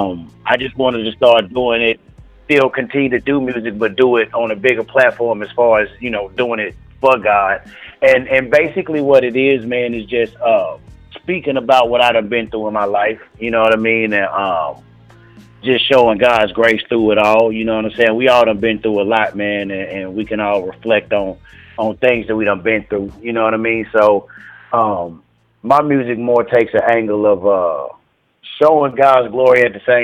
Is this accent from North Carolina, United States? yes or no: yes; Charlotte, North Carolina, United States; I'm originally from Charlotte, man. Charlotte, North Carolina